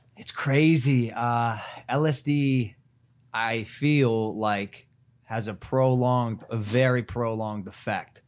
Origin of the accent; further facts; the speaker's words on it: Ohio, United States; moved away; I'm a kid from Ohio